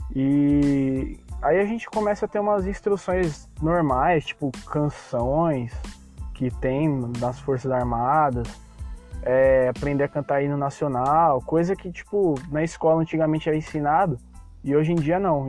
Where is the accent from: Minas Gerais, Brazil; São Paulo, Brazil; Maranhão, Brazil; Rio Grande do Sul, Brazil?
São Paulo, Brazil; eu sou de São Paulo